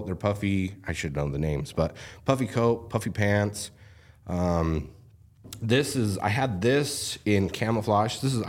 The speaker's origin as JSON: {"language": "English", "region": "Southern Utah", "country": "United States", "tie": "born or raised there", "said": "And so growing up in Southern Utah, is where Kings originated."}